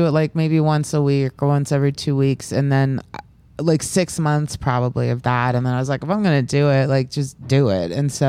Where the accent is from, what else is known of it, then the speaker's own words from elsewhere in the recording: Overland Park, Kansas, United States; now in Brooklyn, United States; Like I grew up in Overland Park. It's just a good like chill place.